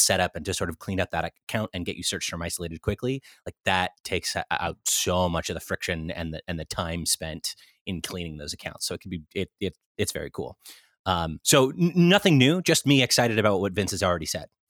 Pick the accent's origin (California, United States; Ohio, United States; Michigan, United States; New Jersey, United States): California, United States; Central; moved away as an adult; also born or lived in Irvine / New York; now in Los Angeles, United States; I grew up in Central California originally